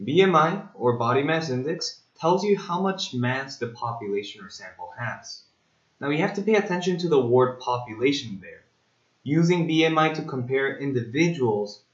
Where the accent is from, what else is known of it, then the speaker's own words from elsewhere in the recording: South Korea; I am a South Korean student myself